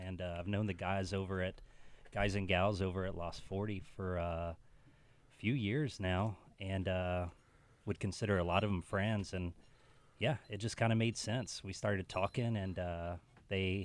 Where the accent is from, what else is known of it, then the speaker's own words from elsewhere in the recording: Houston, Texas, United States; moved away as an adult; also born or lived in Phoenix, Arizona / Austin, Texas; now in Northwest Arkansas, United States; Houston, my hometown